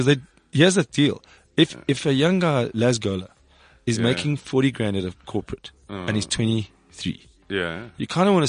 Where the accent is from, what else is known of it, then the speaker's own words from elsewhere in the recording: Cape Town, Western Cape, South Africa; And I'm from Cape Town. I was told that Joburg's like the paved with gold comedy.